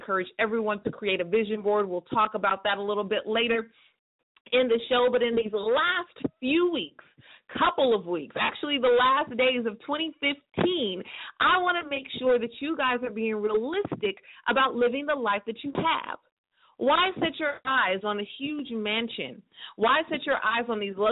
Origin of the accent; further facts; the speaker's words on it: Northern California, United States; my hometown in Northern California